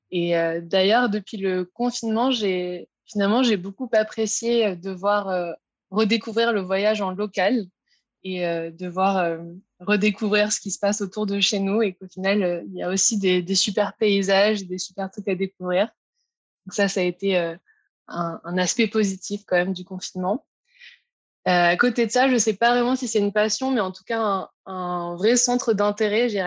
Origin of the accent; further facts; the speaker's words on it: Aix-en-Provence, Provence-Alpes-Côte d'Azur, France; now in London, United Kingdom; Ouais, bah, du coup, je viens d'Aix-en-Provence, dans le sud de la France. Et euh, donc, comme on disait, j'habite maintenant à Londres depuis 5 ans.